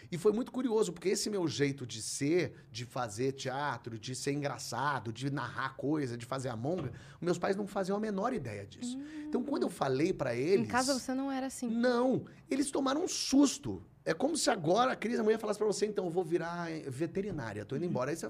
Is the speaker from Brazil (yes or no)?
yes; Rio de Janeiro, Brazil; Eu sou carioca, a família da minha mãe toda é do Rio.